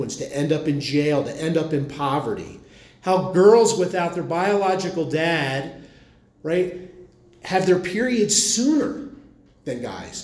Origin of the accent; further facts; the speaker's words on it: Philadelphia, Pennsylvania, United States; I come from Philly